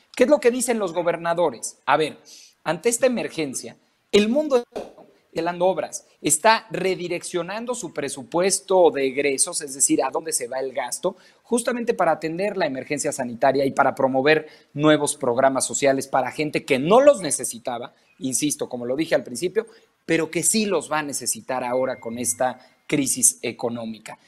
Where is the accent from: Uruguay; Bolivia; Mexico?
Mexico; como mexicano